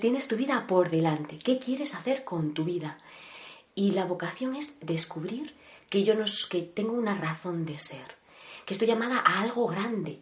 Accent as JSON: {"language": "Spanish", "town": "Cintruénigo", "region": "Navarre", "country": "Spain", "tie": "born or raised there", "moved": "as an adult", "lives_now": "Ávila, Spain", "said": "nací en un pueblecito llamado Cintruénigo, Navarro, en Navarra, y, y actualmente, actualmente estoy viviendo en Ávila"}